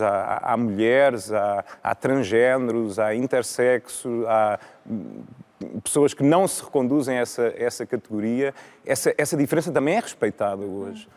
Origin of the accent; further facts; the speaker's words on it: Viseu, Centro, Portugal; now in Lisbon, Portugal; eu sou de Viseu, em, em, Viseu tinha já uma oferta cultural rica